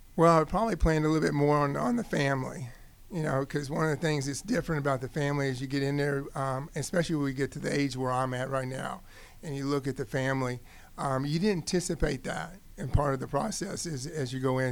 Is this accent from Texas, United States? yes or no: yes; Odessa, Texas, United States; now in Georgia, United States; I grew up in Odessa, Texas, was um, Friday night football.